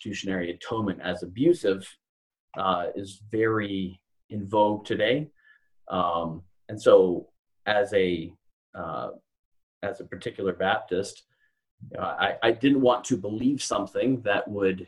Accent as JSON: {"language": "English", "country": "Canada", "moved": "as an adult", "lives_now": "Louisville, United States", "said": "So I am a Canadian living in Louisville, Kentucky. I've lived here for about 9 years."}